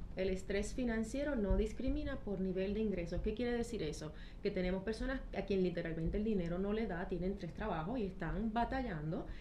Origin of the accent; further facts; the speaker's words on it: Trujillo Alto, Puerto Rico; moved away as an adult; also born or lived in London / Paris / Miami / Mexico; soy de y Trujillo Alto, de aquí como el Coquí